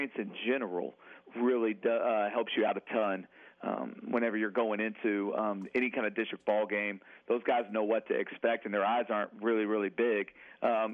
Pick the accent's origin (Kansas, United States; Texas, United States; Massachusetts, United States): Texas, United States; Amarillo; now in Lorena, United States; I'm from the Region 1 area up there from Amarillo